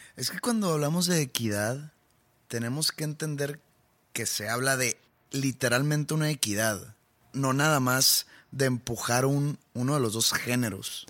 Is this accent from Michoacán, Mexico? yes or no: no; Monterrey, Nuevo León, Mexico; yo soy de aquí, yo vivo aquí. Y pues yo disfruto mucho tocar aquí en mi, en mi ciudad natal